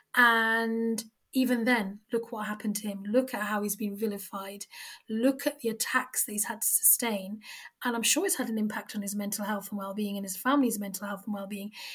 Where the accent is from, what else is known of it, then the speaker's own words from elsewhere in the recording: United Kingdom; we are three British Muslim women who happen to wear the hijab